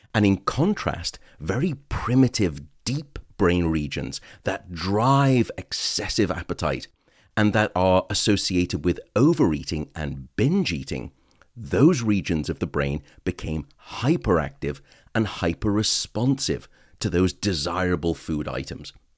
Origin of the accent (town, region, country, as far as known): United Kingdom